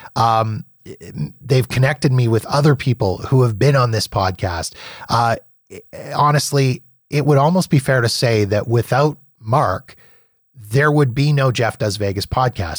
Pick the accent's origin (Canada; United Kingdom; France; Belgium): Canada; now in Calgary, Canada; as a Canadian